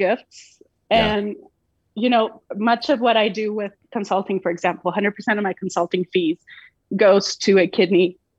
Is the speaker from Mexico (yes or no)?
yes; Mexico; now in United States; I'm Mexican. I'm a U.S. citizen, but I was born and raised in Mexico.